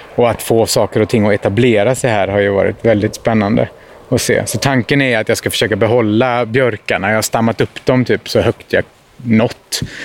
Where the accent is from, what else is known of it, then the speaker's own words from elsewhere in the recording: Lebanon; moved away; när jag som liten i Libanon sprang runt längs med eh, ja, men Mount Libanon.